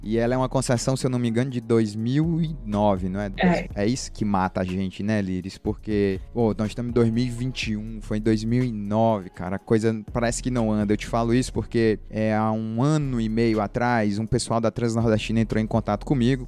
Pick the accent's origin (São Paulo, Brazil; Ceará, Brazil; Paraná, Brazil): Ceará, Brazil; Tianguá; moved away; Eu sou de lá, de Tianguá. Minha família mora lá em Tianguá ainda